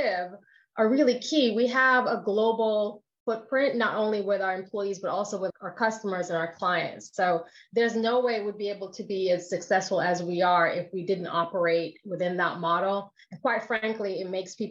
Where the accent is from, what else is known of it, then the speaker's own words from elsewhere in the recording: Jamaica; I'm Jamaican